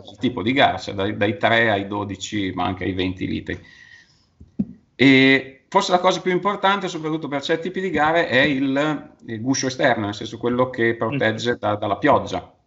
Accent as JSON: {"language": "Italian", "town": "Sasso Marconi", "region": "Emilia-Romagna", "country": "Italy", "said": "qui sono di Bologna, di Sasso Marconi, qui in collina"}